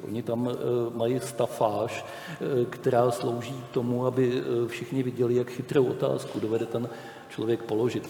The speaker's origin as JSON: {"language": "Czech", "country": "Czechia", "said": "my, Češi"}